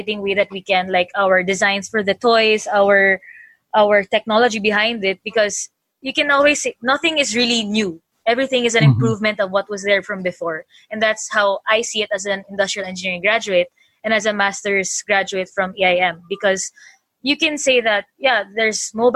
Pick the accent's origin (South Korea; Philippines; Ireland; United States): Philippines; growing up as a Filipina engineer